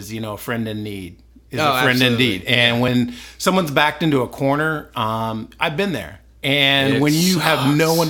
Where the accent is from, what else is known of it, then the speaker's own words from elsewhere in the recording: Columbus, Ohio, United States; moved away as an adult; also born or lived in California; I grew up in Columbus, Ohio